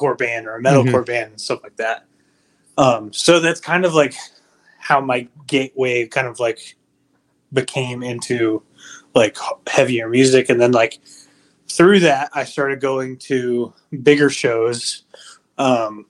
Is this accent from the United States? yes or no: yes; Lubbock, Texas, United States; moved away as an adult; also born or lived in New Deal, Texas; now in San Antonio, United States; I was born and raised in Lubbock, Texas, but I currently reside in San Antonio